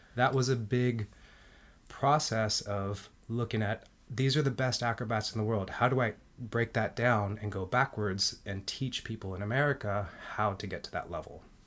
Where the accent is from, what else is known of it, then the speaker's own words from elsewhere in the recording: Mexico City, Mexico; I was born in Mexico City. My dad is Mexican. My mom is American.